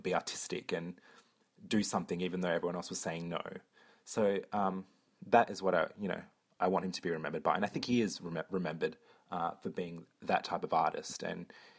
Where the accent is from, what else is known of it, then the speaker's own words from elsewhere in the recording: Perth, Western Australia, Australia; I'm from Perth, Australia